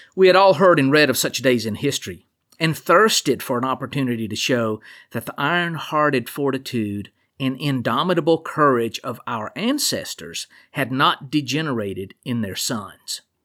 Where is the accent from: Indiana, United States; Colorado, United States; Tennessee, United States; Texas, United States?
Tennessee, United States; Chattanooga; I grew up in Chattanooga near the Chickamauga battlefield